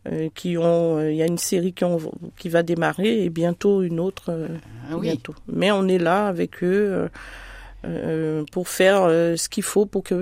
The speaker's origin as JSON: {"language": "French", "region": "Antilles", "country": "France", "said": "chez nous aux Antilles, nous sommes chrétiens de naissance."}